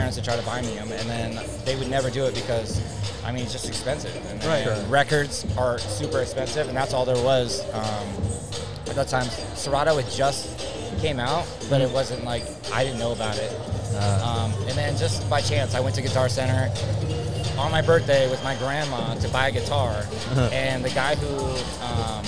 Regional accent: San Diego, California, United States; I'm from San Diego

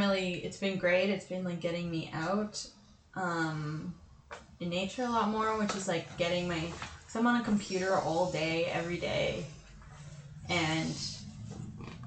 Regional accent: North Vancouver, British Columbia, Canada; growing up in North

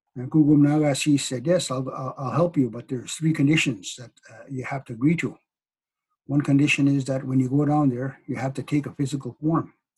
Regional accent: Cree nation, northern Manitoba, Canada; i come from the Pasqua cree nation northern manitoba of course i am uh, Hineño cree

